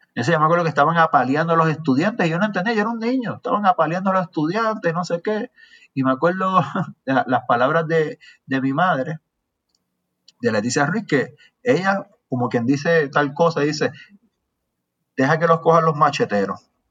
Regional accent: Aguadilla, Puerto Rico; now in San Juan, Puerto Rico; yo soy de por allá, yo mantengo relaciones con la gente de mi pueblo

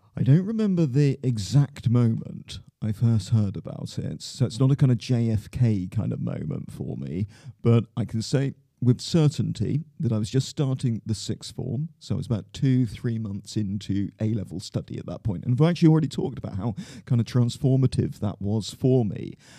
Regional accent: Plymouth, South West England, United Kingdom; moved away as an adult; now in London, United Kingdom; I grew up in Plymouth in Devon

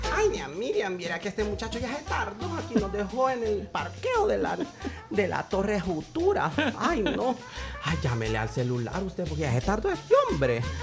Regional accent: Apopa, San Salvador, El Salvador; soy nativo de Apopa

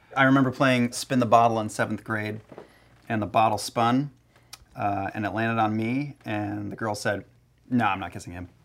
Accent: New Jersey, United States; I was born and raised in Jersey

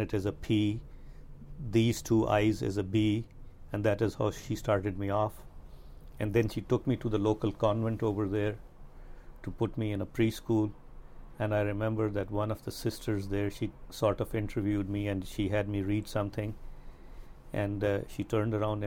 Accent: Punjab, Pakistan; moved away as an adult; also born or lived in Khyber Pakhtunkhwa, Pakistan; now in Los Angeles, United States; We are from the Punjab.

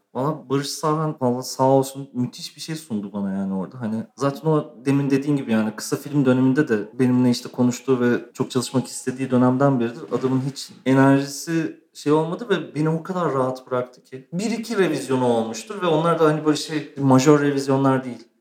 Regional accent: Istanbul, Turkey; also born or lived in Eskişehir; doğma büyüme İstanbulluyum zaten. Sadece üniversite için Eskişehir'e gitmiştim

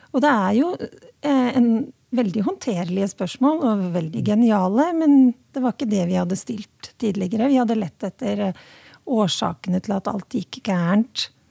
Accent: Hedmarken, Innlandet, Norway; nå kommer jeg fra Hedmarken, og der sier vi 'slækk har vi gjort i alle år'

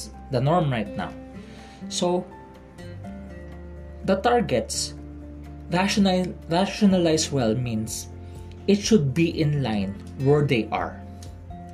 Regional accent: Philippines; I'm from the Philippines

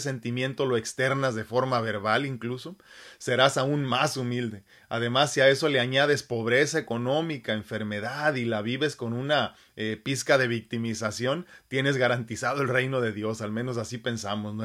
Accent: Mexico; mi cerebro de humano mexicano

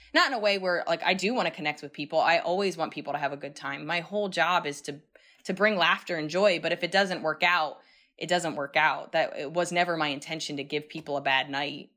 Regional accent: New York City, New York, United States; I'm still a New Yorker

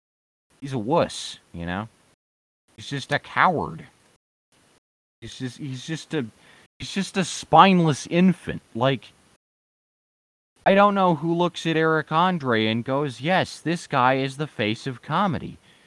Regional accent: United States; It's my right as an American.

